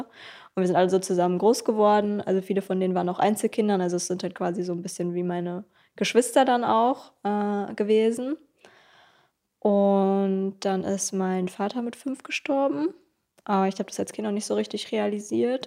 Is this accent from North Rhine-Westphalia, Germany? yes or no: no; Kleinmachnow, Brandenburg, Germany; also born or lived in Berlin; ich bin in Berlin geboren, aber in Kleinmach nur groß geworden. Und, äh, das ist so neben Berlin